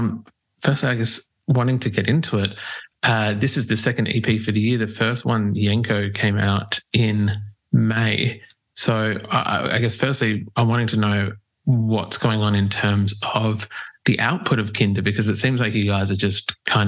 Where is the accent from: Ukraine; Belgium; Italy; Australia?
Australia; Adelaide, South Australia; We're from Adelaide